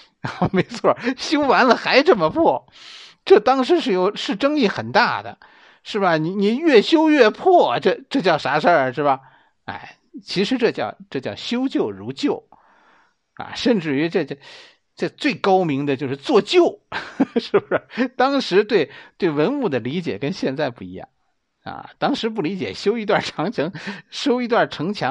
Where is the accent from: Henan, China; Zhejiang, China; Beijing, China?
Beijing, China; 作为一个北京人